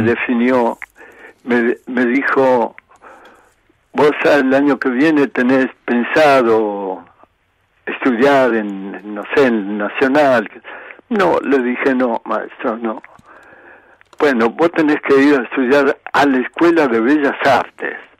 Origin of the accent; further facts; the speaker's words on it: Buenos Aires, Argentina; also born or lived in Polia, Calabria, Italy; nosotros somos oriundos de Calabria, la parte, digamos, central de Calabria, en un pueblito muy pequeño, tendiendo a desaparecer hoy, ¿eh? llamado Polía